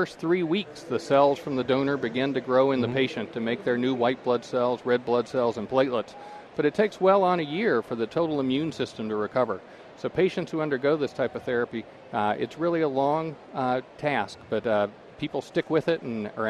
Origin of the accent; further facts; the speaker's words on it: Kentucky, United States; moved away as an adult; now in Boston, United States; I'm originally from Kentucky, okay. So coming up to the North was quite a change.